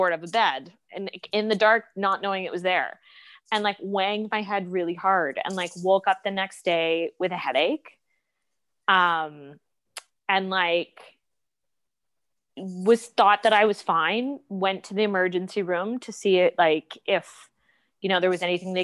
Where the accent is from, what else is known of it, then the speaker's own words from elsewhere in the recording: East Coast, Atlantic Canada, Canada; moved away as an adult; now in Toronto, Canada; I'm from the East Coast. I moved to Toronto in 2009 after an undergrad degree out there to study at Humber College.